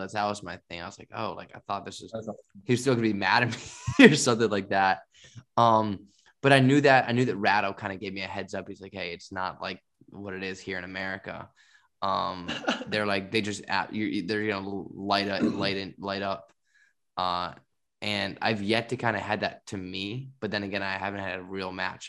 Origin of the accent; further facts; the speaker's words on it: United States; moved away as an adult; I'm like the American